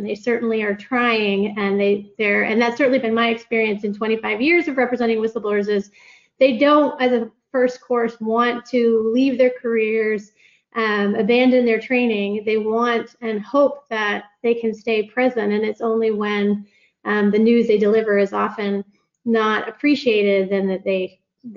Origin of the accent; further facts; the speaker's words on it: United States; accent: American; now in United Kingdom; My American accent